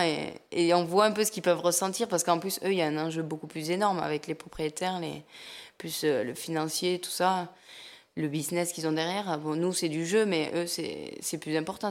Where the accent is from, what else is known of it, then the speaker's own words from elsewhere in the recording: a small village near Lourdes, Occitania, France; accent: south-western; je suis du sud-ouest de la France, un petit village à côté de Lourdes